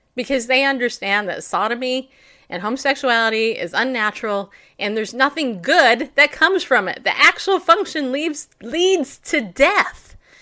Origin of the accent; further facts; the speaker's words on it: United States; I'm an American